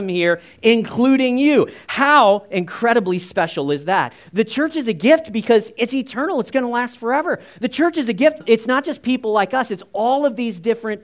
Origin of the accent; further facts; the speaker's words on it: United States; my earthly family looks a lot like me. We're all kind of the same. We're all short. We're all American